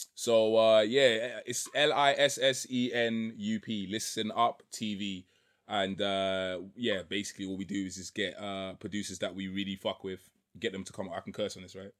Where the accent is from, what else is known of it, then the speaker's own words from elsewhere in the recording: London, United Kingdom; also born or lived in Trinidad; I grew up in East London, Waltham style